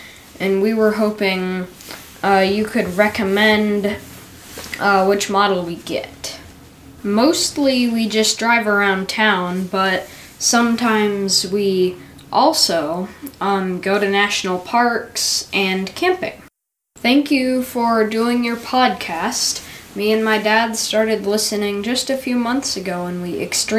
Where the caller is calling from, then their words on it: Grand Junction, Colorado, United States; from Grand Junction, Colorado. I'm 11